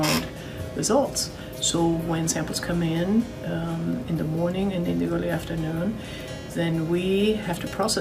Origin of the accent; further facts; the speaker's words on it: Germany; moved away; I'm originally from Germany